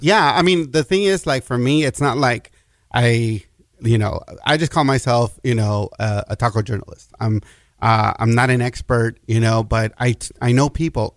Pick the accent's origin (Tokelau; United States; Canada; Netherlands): United States; El Paso, Texas; it's also my hometown